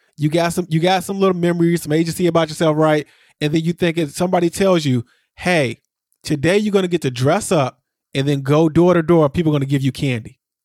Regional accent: Aurora, Illinois, United States; I grew up in Aurora, which is the city right next to me, and Aurora has a casino downtown

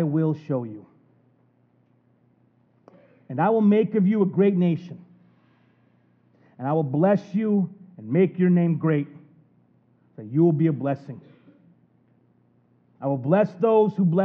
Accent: United States; being like an American

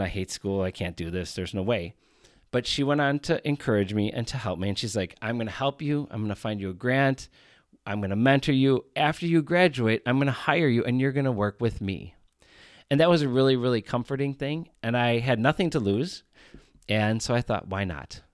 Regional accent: Chicago, Illinois, United States; I am from Chicago, Illinois.

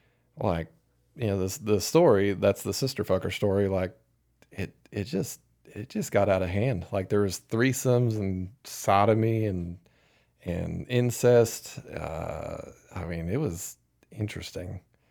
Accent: Nebraska, United States; Probably similar to what it's like growing up in Iowa or Kansas. Or South Dakota, out in the middle of frickin' nowhere, with nothing to do.

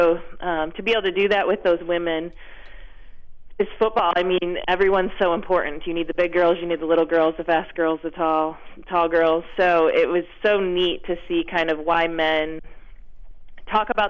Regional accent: Dearborn Heights, Michigan, United States; I grew up in Dearborn Heights, Michigan, right outside of Detroit

